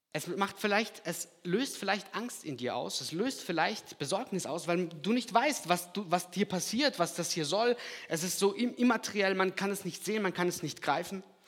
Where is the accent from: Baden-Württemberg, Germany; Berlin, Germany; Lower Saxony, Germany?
Baden-Württemberg, Germany; Lahr, Black Forest; accent: Alemannic; also born or lived in Kazakhstan; Ich bin ein paar Stunden weiter nördlich aufgewachsen in La. La Schwarzwald, kennt ihr bestimmt auch. Ich komme auch aus dem Alemannischen